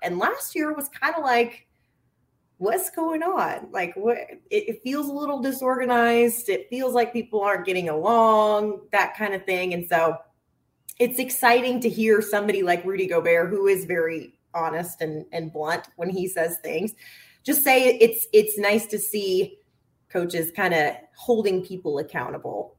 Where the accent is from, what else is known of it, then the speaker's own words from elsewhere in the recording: the South, United States; now in Minnesota, United States; I'm from the South